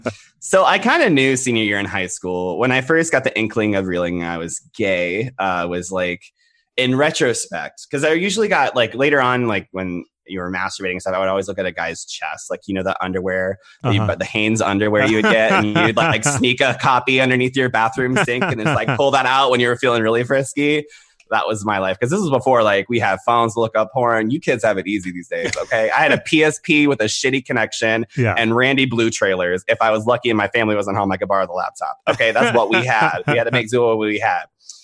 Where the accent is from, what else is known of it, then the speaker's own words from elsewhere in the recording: Jacksonville, Florida, United States; born there; also born or lived in Guam / California / Rhode Island; I'm a Navy brat. So I was born in Jacksonville, Florida. And then after that, we've moved around every two some odd years. I lived on Guam, California, Rhode Island.